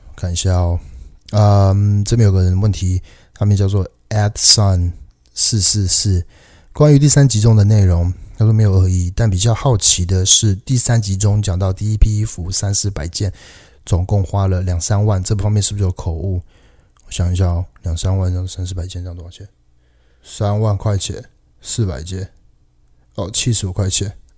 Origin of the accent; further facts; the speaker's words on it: Taiwan; also born or lived in Canada; 加我台湾人，所以我们都是，都是亚洲人